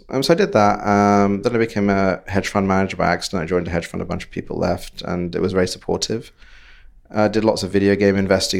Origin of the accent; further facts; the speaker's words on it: Bangladesh; accent: British; now in London, United Kingdom; back to Bangladesh. Right. Where I grew up and then came to London, worked my British accent, and it got pretty good over the years.